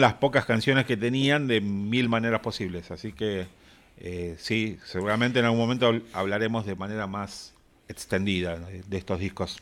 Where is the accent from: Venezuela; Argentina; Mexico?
Argentina; que somos argentinos